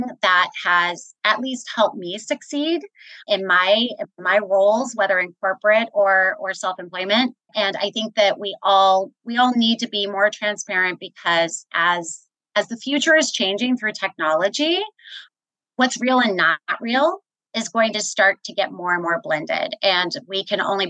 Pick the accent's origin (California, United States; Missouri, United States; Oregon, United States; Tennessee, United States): Missouri, United States; Kansas City; moved away as an adult; I was born and raised in Kansas City, Missouri. I'm a Midwesterner, spent all of my career in Kansas City